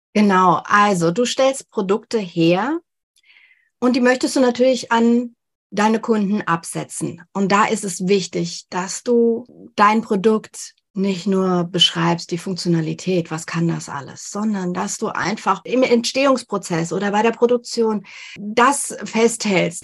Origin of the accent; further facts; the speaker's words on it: Germany; bei uns in Deutschland